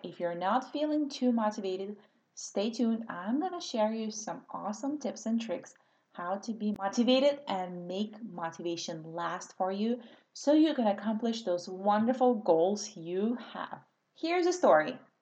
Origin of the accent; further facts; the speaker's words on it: Russia; English is a second language; moved away as an adult; now in California, United States; because I grew up in Soviet Russia.